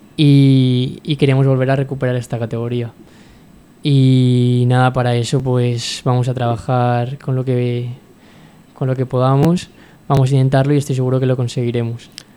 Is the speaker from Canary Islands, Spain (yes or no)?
no; Sagunto, Valencian Community, Spain; mi, de pueblo, yo soy del puerto de Sagunto